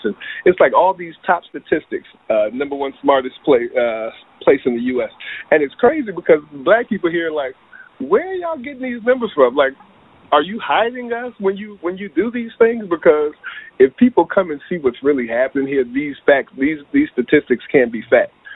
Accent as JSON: {"language": "English", "town": "Charlottesville", "region": "Virginia", "country": "United States", "tie": "born or raised there", "also_born_or_lived": "Los Angeles", "moved": "yes", "said": "my hometown was Charlottesville, Virginia, uh, smack dab in the middle of Virginia"}